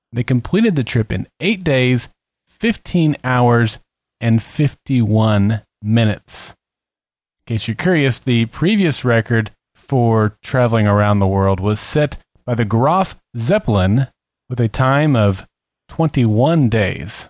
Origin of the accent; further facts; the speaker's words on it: Oklahoma, United States; moved to my home state of Oklahoma